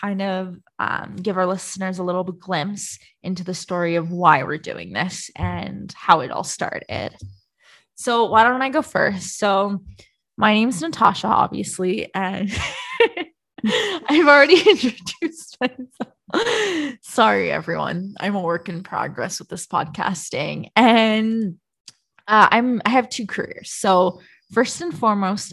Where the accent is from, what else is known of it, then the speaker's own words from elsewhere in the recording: Ontario, Canada; moved away as an adult; now in Calgary, Canada; I'm from Ontario, a small town, industrial town in Ontario.